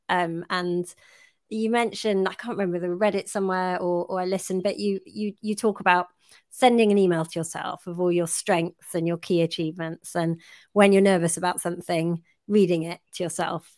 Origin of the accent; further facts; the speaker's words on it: United Kingdom; we're British